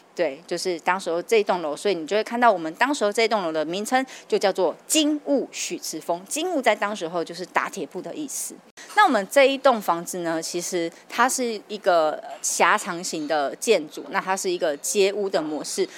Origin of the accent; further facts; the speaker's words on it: Kaohsiung, Taiwan; now in Tainan, Taiwan; 我本身其实是外地人，啊，是。我是高雄人